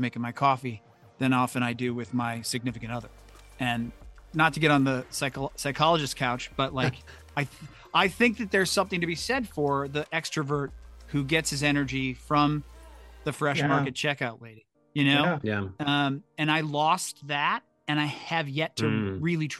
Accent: St. Louis, Missouri, United States; moved away as an adult; also born or lived in Los Angeles; I was living in St. Louis, my hometown, where I hadn't lived until 2018

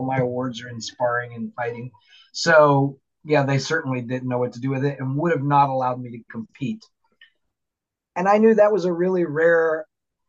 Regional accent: Florida, United States; now in Seattle, United States; I'm originally from Florida

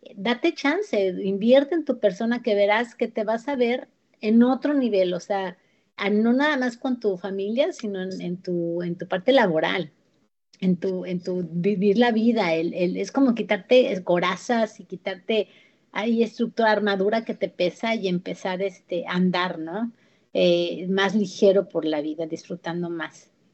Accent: Mexico; moved away; México, de donde yo soy

